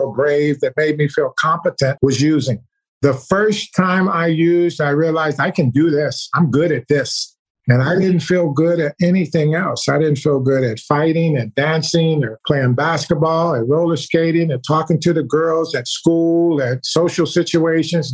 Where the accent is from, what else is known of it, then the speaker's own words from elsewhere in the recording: Chicago, Illinois, United States; also born or lived in Germany; I moved from Germany when I was 5 years old to Chicago, where I was raised